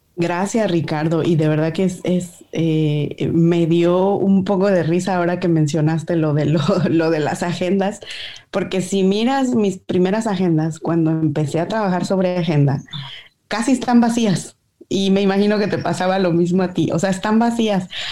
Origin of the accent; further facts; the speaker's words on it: Mexico; como buena mexicana